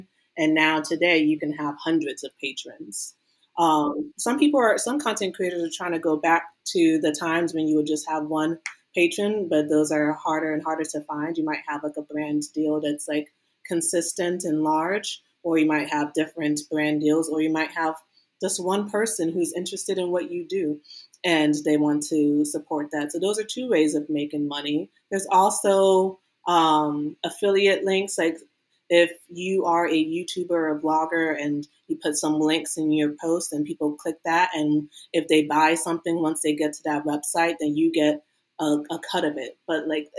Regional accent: Maryland, United States; Me growing up in Maryland

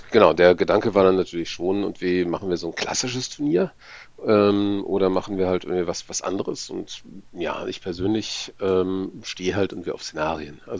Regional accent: Braunschweig, Lower Saxony, Germany; Schönen guten Abend … Ich komme aus Braunschweig

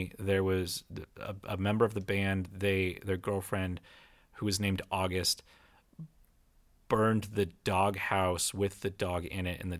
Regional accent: Pennsylvania, United States; We're from Pennsylvania.

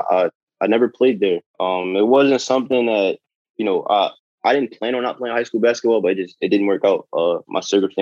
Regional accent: Philadelphia, Pennsylvania, United States; growing up in North Philly

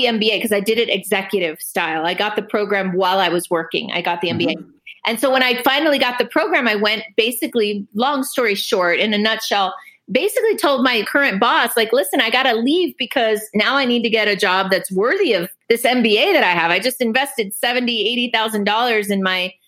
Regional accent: Dominican Republic; also born or lived in Cuba; now in United States; I grew up in the Dominican Republic

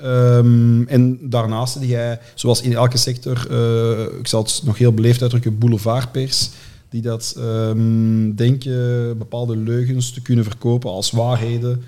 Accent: Antwerp, Flanders, Belgium; ik ben opgegroeid in Deuren-Zuid, onder de rand van Borgerhout

